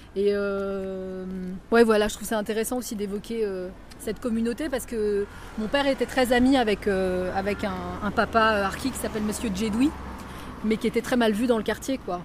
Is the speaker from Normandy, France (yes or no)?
yes; Évreux, Normandy, France; moved away as an adult; on est à l'emplacement euh, de l'immeuble Le Maurienne, au 18 rue Jean-Jacques Rousseau, donc à la Madeleine. Et bah, c'est un quartier, c'est un immeuble dans lequel je suis née